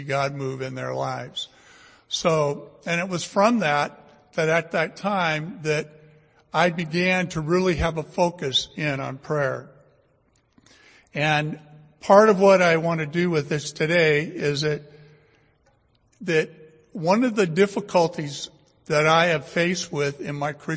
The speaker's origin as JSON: {"language": "English", "town": "Fresno", "region": "California", "country": "United States", "tie": "born or raised there", "said": "I was born and raised here in Fresno, went to Bullard High School, graduated from Fresno State"}